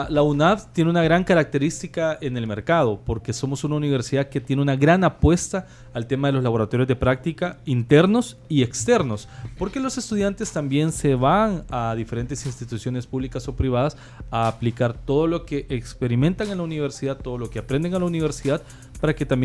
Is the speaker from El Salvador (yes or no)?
yes; El Salvador; nosotros como salvadoreños, ¿verdad?